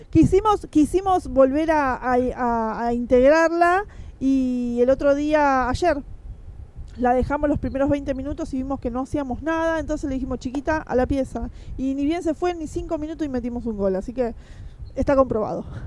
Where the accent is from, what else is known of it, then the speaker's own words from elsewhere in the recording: Quilmes, Buenos Aires Province, Argentina; yo que soy de acá de Quilmes